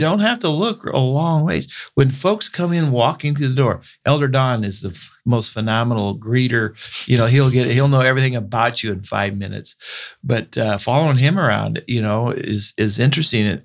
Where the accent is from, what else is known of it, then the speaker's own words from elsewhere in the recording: Bakersfield, California, United States; born and raised in Bakersfield